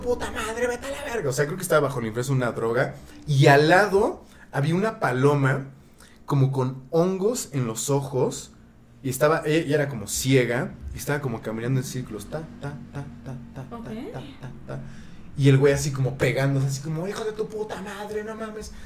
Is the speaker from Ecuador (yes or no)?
no; Mexico; now in Canada; yo soy mexicano viviendo en Canadá